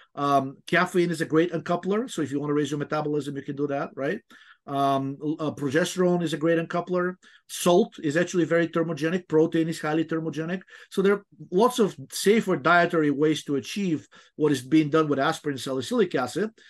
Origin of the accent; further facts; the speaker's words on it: Bulgaria; moved away; I remember when I was growing up in, I'm originally from Bulgaria, it was still a communist country.